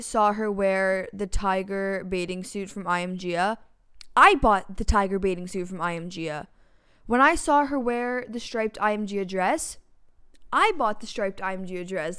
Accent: Toronto, Ontario, Canada; We're also from Toronto

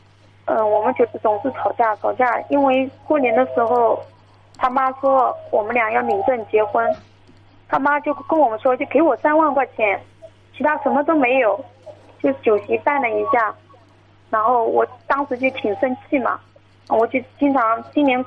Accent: Jiangsu, China; 我是江苏的。

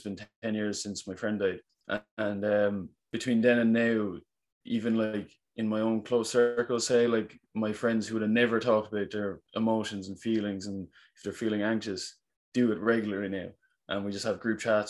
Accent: Cork, Munster, Ireland; I'm from Cork in Ireland

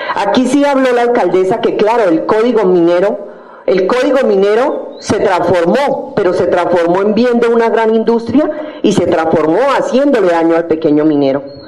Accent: California, Santander, Colombia; como ancestrales y como mineros tradicionales tenemos unos derechos que nos los puede dar la historia y la base de ser mineros como californianos mineros

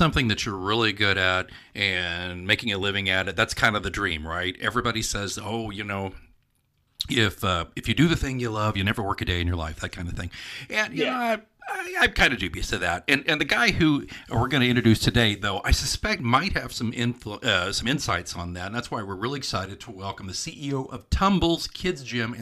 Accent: Oklahoma, United States; I grew up in Oklahoma

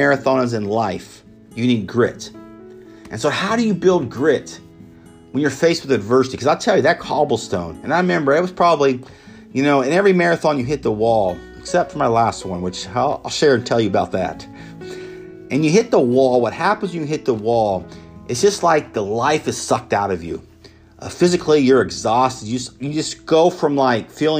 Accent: Emporia, Kansas, United States; my hometown in Emporia, Kansas

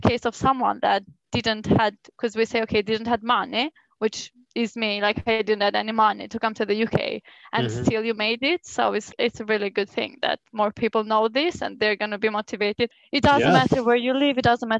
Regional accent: Albania; moved away as an adult; now in United Kingdom; I was born in Albania

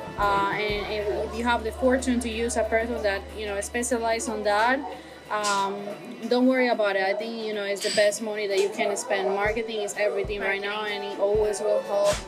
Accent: Colombia; now in Fort Lauderdale, United States; I'm originally from Colombia.

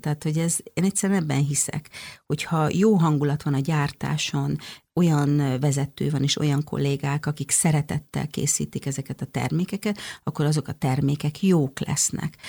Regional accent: Hungary; moved away as an adult; also born or lived in Stockholm, Sweden; nekem szülőhazám. Tehát, hogy olyan elmondhatatlan vágyam volt arra, hogy visszajöjjek Magyarországra

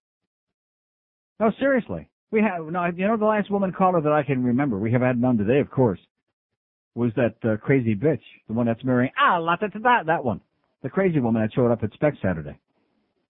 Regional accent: Rochester, New York, United States; moved away

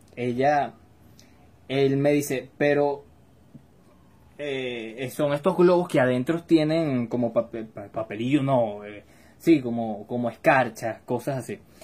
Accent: Caracas, Capital District, Venezuela; Yo soy de Caracas, Venezuela

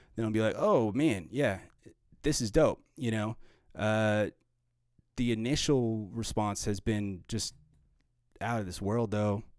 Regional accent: Arvada, Colorado, United States; also born or lived in Boulder, Colorado; I grew up in Arvada, Colorado, and in the, in Boulder

